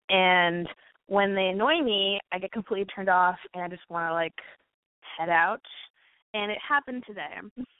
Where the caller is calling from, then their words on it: Los Angeles, California, United States; I'm 23 and I'm from Los Angeles.